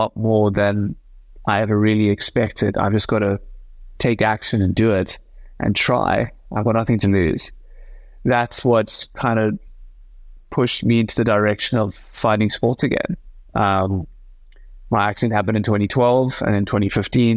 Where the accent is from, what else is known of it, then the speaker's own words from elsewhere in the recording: South Africa; representing my country as a South African gymnast